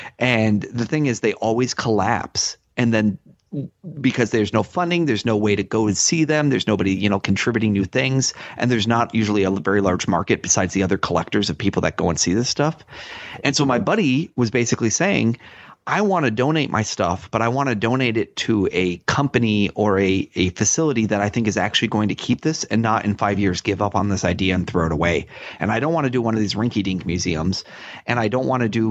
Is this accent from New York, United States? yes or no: yes; Rochester, New York, United States; that's my hometown